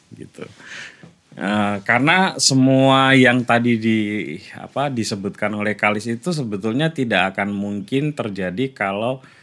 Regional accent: Kulis village, Central Java, Indonesia; accent: Pantura, East Javanese; moved away as an adult; also born or lived in Rembang / Yogyakarta; secara kultural saya ini sebetulnya orang Jawa Timur, hmm. tapi secara teritori saya ini orang Jawa Tengah

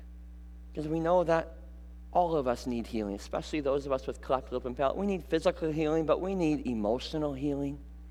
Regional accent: Muskegon, Michigan, United States; growing up in Muskegon, I would get a day off of school, and my mom would drive me here to Grand Rapids

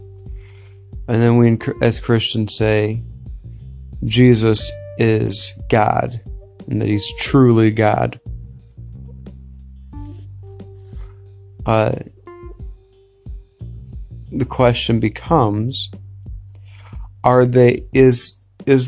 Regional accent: United States; me as an American

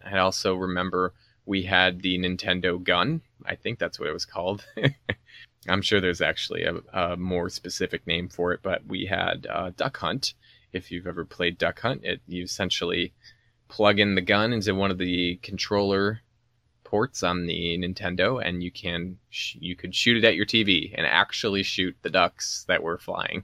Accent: Chicago, Illinois, United States; growing up around Chicago and in the nineties

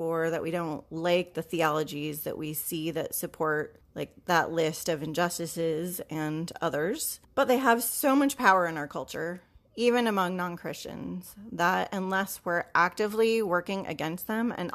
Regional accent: Iowa, United States; I went to seminary in the Midwest and I'm from Iowa.

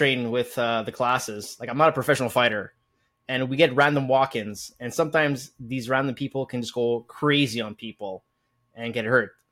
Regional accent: Montreal, Quebec, Canada; we're both from Montreal, Quebec

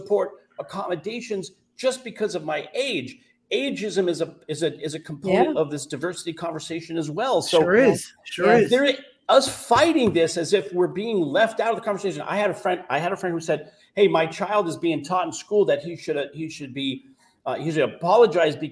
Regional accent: California, United States; I'm from California

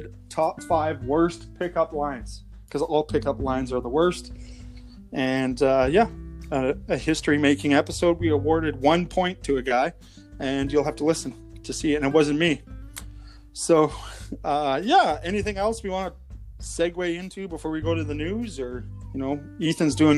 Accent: Alberta, Canada; here in Alberta. We're Canadian

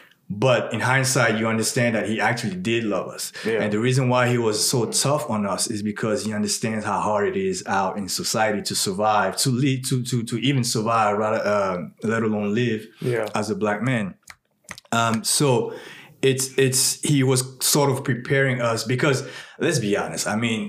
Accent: Burkina Faso; born there; And I was born in West Africa. I was born in a country called Burkina Faso.

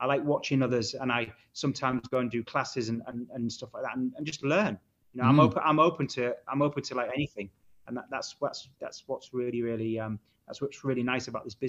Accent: Hull, Yorkshire and the Humber, United Kingdom

